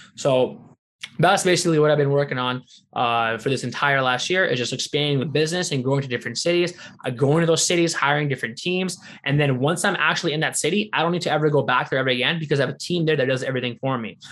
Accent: Windsor, Ontario, Canada; my hometown of Windsor, Ontario.

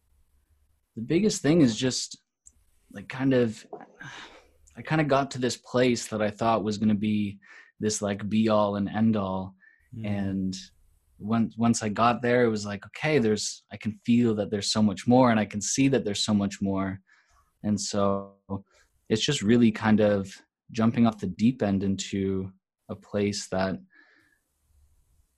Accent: Cambridge, Ontario, Canada; also born or lived in Australia; grew up in Ontario, Canada, and so happened to cycle back. I'm in the same hometown now, a little place called Cambridge

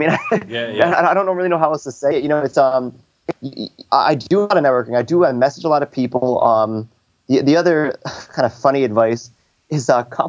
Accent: San Diego, California, United States; hey, I'm a guy from San Diego.

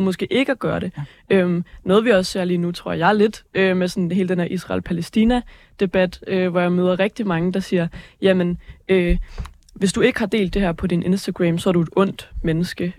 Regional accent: Aalborg, North Denmark Region, Denmark; moved away; var jeg hjemme i Aalborg, hvor min lillebror, han, øh, han går i 8. klasse

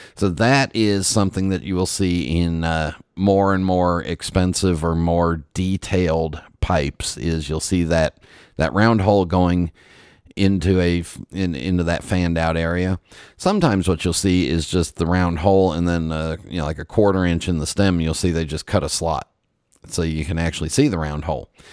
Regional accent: West Coast, United States; moved away; I'm south of you now, but I grew up on the West Coast

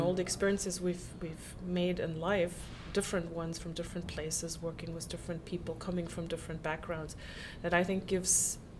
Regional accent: Munich, Bavaria, Germany; also born or lived in Los Angeles, United States; I was born in Munich, and I actually grew up right in the heart of Munich.

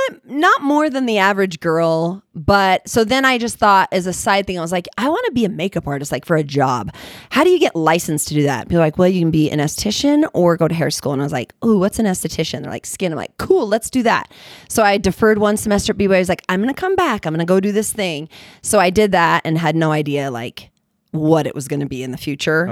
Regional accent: Utah, United States; also born or lived in California; I'm from Utah, Utah County. Like, you know, I was born in California, but it's not really like I'm all Utah.

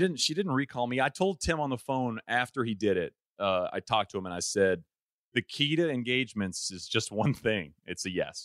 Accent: East Texas, United States; I grew up in East Texas

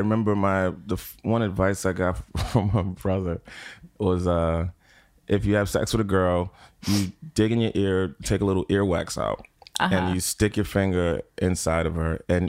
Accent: New York City, New York, United States; I'm from Lower East Side.

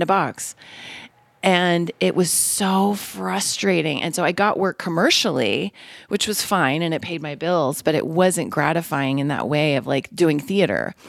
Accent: Denver, Colorado, United States; I'm from Denver

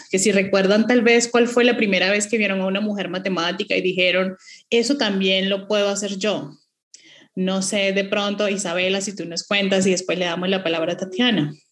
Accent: Caracas, Capital District, Venezuela; moved away as an adult; now in Bogotá, Colombia; yo nací en Caracas, Venezuela desde el año 2006 tengo mi residencia permanente en Bogotá.

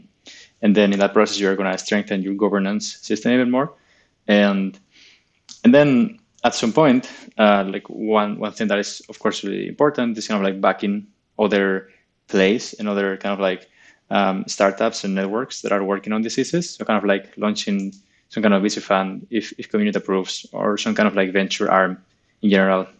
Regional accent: Spain; I'm from Spain

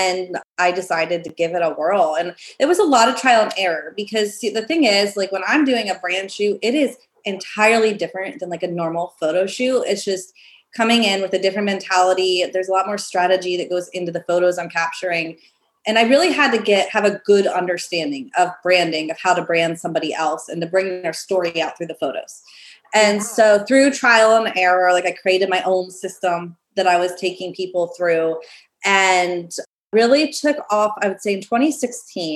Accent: Pennsylvania, United States; moved away as an adult; my hometown, it was like just a small town in Pennsylvania

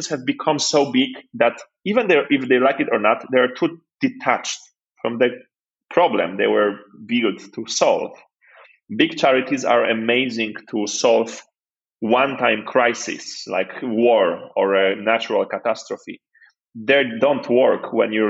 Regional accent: Poland; moved away; also born or lived in Nigeria; I was born in Poland just after communism or like at the end of it.

